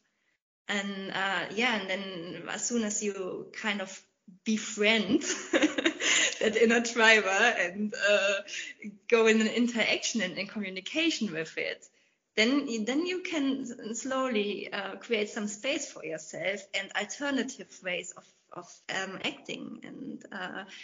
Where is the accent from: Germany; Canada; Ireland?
Germany; also born or lived in England; in my home country, Germany